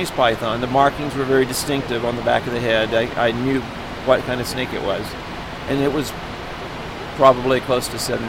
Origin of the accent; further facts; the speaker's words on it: Texas, United States; I grew up around a lot of snakes. I grew up in Texas, and so we had snakes everywhere.